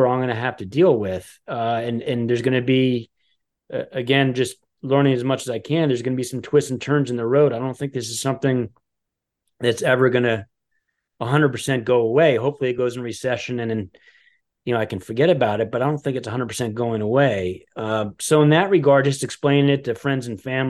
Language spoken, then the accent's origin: English; Westchester, New York, United States; also born or lived in Los Angeles / Aspen, Colorado / Boulder, Colorado; now in Greenwich, United States; I grew up in the Westchester area